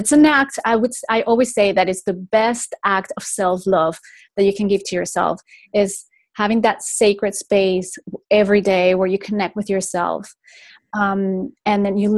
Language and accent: English; Venezuela; also born or lived in Spain; now in Florida, United States; I was raised in Venezuela, in South America. But I'm the first generation that was actually raised out of Spain